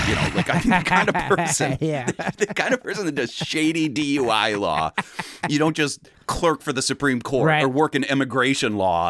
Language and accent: English; Cleveland, Ohio, United States; just growing up in Cleveland